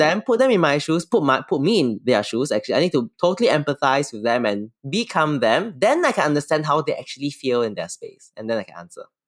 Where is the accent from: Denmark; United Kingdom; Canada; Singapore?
Singapore; I'm from Singapore